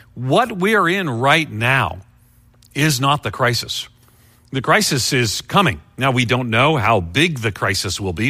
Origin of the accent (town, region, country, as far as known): Long Island, New York, United States; born or raised there